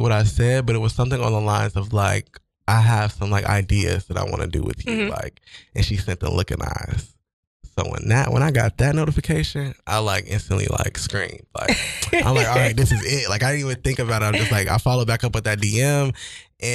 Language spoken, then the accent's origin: English; Cincinnati, Ohio, United States; also born or lived in Kent, Ohio; I was like raised in Cincinnati, Ohio